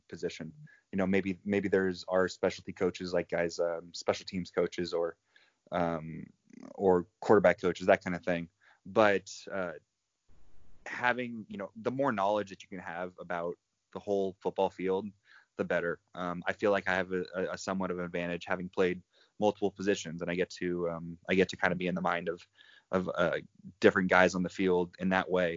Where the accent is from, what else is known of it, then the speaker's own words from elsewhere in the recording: Southern California, United States; Born and raised in Southern California.